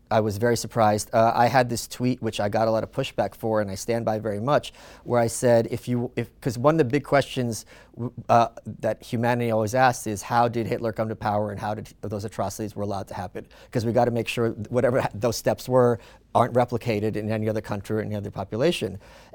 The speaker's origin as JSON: {"language": "English", "country": "Ukraine", "tie": "born there", "said": "I was born in the Soviet Union"}